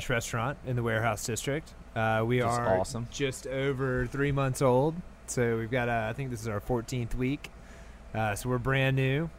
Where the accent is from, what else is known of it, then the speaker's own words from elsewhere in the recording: Memphis, Tennessee, United States; moved away as an adult; also born or lived in San Francisco; now in New Orleans, United States; Originally, I'm from Memphis. And so I was born and raised there.